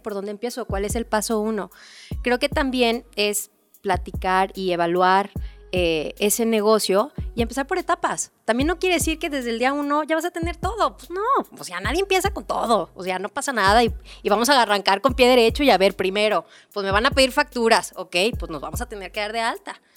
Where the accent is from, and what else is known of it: Mexico